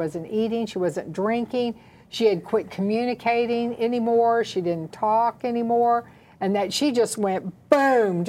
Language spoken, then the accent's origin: English; the South, United States; we're from the South, so that's how we address our mamas-in-laws